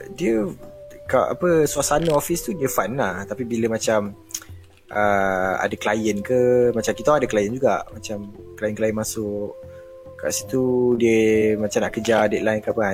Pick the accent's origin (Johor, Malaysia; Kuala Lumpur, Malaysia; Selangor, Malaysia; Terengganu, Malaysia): Kuala Lumpur, Malaysia; Tapi asal memang KL lah